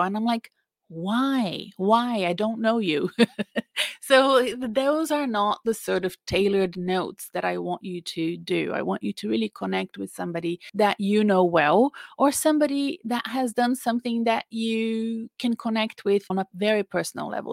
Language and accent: English; Brazil; English is a second language; now in Australia; my home country of Brazil. You know, I live in Australia, but I'm Brazilian. You can tell I have an accent